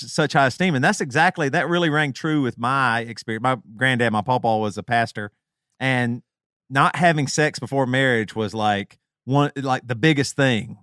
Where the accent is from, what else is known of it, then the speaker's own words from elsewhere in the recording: the South, United States; us three specifically growing up in the South